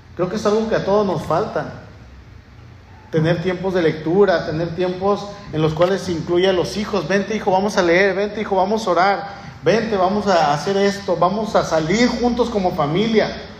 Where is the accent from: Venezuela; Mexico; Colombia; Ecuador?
Mexico; somos mexicanos, él y yo somos ciudadanos mexicanos